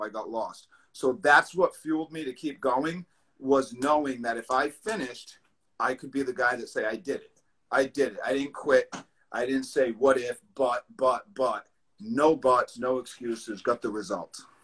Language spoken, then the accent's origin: English; East Providence, Rhode Island, United States; Providence, Rhode Island, East Providence, Rhode Island, born and raised.